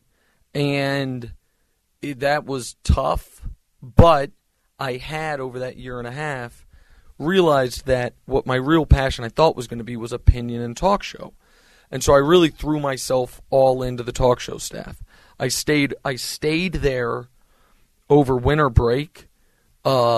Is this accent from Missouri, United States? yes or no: yes; Kansas City, Missouri, United States; moved away as an adult; also born or lived in Houston, Texas; to be able to start out in my hometown, and Kansas City is not a huge market